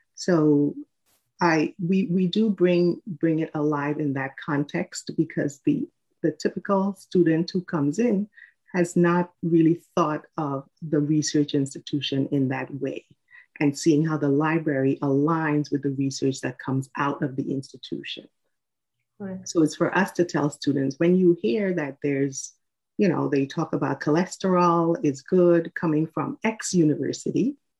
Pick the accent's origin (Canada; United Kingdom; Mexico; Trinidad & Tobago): Trinidad & Tobago; moved away as an adult; now in United States; I am from Trinidad and Tobago. I was born in the Caribbean, and I moved to the U.S. in 1999.